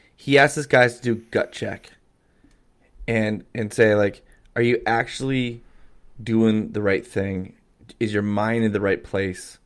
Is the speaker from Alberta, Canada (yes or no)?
yes; Calgary, Alberta, Canada; I grew up in Calgary